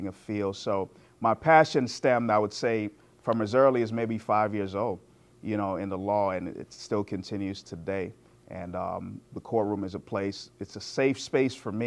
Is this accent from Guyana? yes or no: yes; Guyana; now in United States; I was born in Guyana, which is in South America.